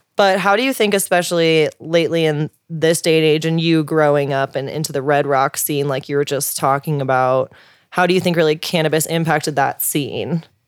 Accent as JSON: {"language": "English", "town": "St. Louis", "region": "Missouri", "country": "United States", "said": "I'm from Saint Louis, Missouri"}